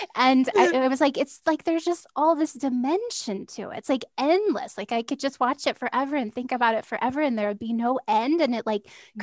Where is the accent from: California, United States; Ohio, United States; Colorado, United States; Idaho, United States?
California, United States; moved away; I am from California originally